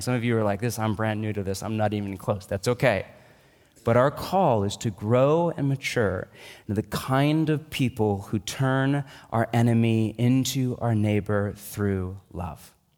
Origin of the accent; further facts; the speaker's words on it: United States; I'm an American